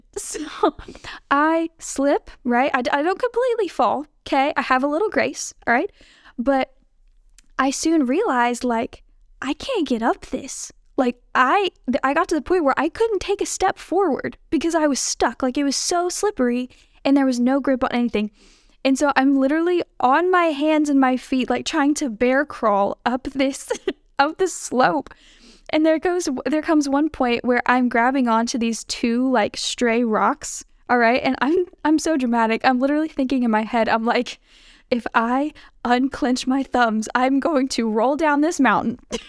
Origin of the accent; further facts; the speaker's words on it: Alabama, United States; also born or lived in Kentucky; And I am from Alabama, where it kind of barely gets cold, like 30s. You know, we might get some snow every 5 years. But I'm also from Kentucky.